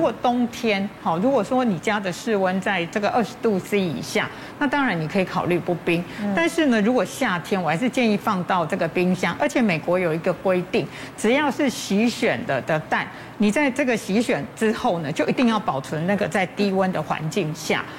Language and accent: Chinese; Taiwan; 我们台湾人一年吃掉米的这个公斤数大概是四十几公斤